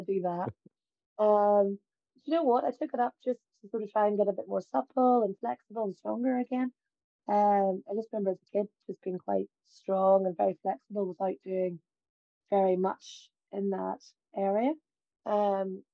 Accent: Ballymoney, Northern Ireland, United Kingdom; I'm from Ballymoney, which is about 12 miles away from Portrush.

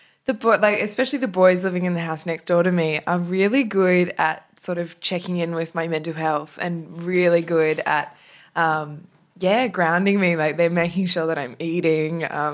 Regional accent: Sydney, New South Wales, Australia; I grew up on the northern beaches.

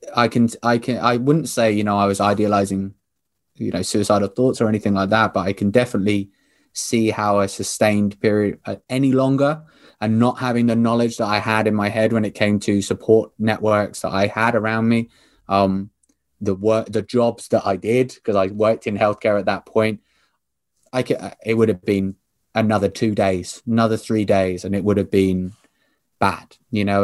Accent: Southampton, South East England, United Kingdom; We are both from Southampton

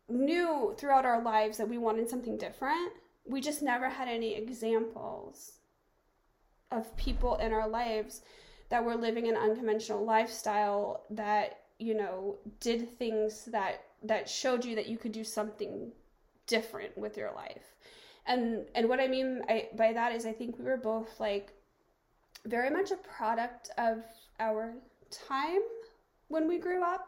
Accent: the American South, United States; moved away as an adult; I grew up in the American South

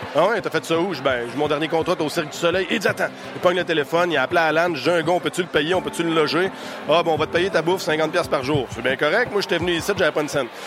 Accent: Ville-Marie, Quebec, Canada; Je suis originaire de Ville-Marie au Témiscamingue, à l'autre bout du Québec, c'est la frontière à l'Ontario

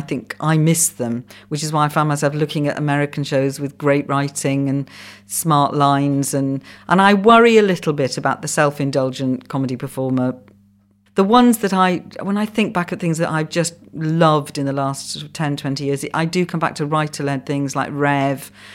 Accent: Wales, United Kingdom; first language Welsh; English is a second language; English is my second language. Welsh is my first.

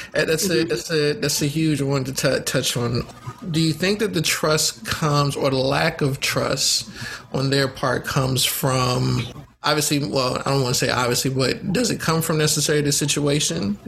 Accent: Oakland, California, United States; also born or lived in Baton Rouge, Louisiana; I was born in, in Baton Rouge, Louisiana, but I grew up in Oakland, California.

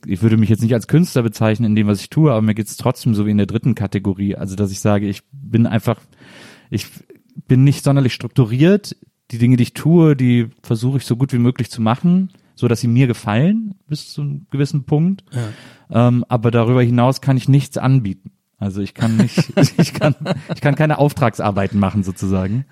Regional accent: Rhineland, Germany; Ich komme aus dem Rheinland und ich liebe Kölsch sehr

